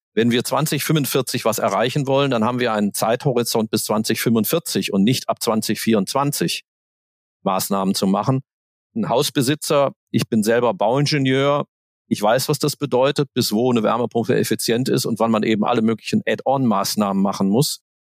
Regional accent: Aachen, North Rhine-Westphalia, Germany; moved away; Ich komme ursprünglich aus Aachen

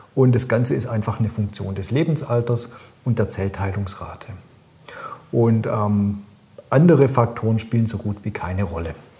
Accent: Swabia, Germany; accent: Swabian; ich bin ja Schwabe, wie man mir un, äh, gut, gut anmerkt

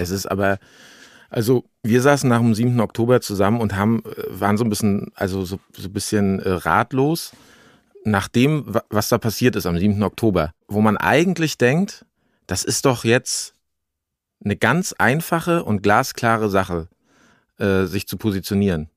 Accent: Greifswald, Mecklenburg-Vorpommern, Germany; bei uns in Greifswald und da hat mein Vater damals äh, uns so ein Raum-in-Raum-Konzept richtig reingebaut

